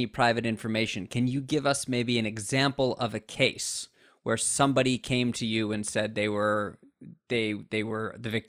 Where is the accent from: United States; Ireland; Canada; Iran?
United States; And as an American